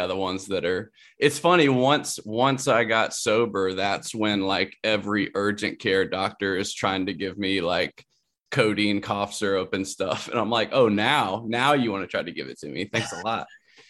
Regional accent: Columbia, South Carolina, United States; Like, that was in my hometown, Columbia, South Carolina.

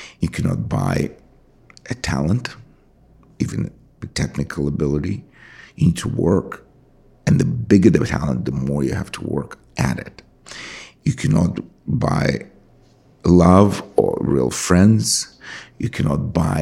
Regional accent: Russia; moved away; I grew up in Russia

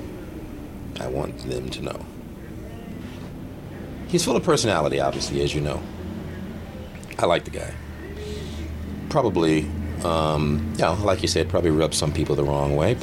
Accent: Los Angeles, California, United States; I'm from America

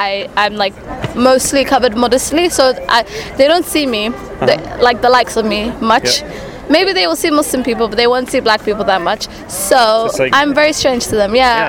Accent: London, United Kingdom; accent: British-English; moved away as an adult; also born or lived in Romania; I'm from the UK, I was born and raised in London.

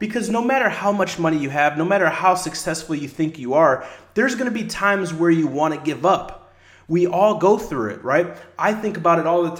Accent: La Porte, Indiana, United States; the small city where I grew up at in LaPorte in Indiana, about an hour outside of Chicago

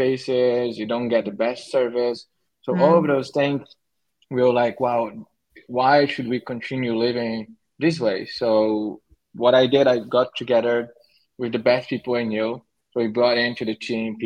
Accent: Brazil; moved away as an adult; now in Syros, Greece; I was born in Brazil

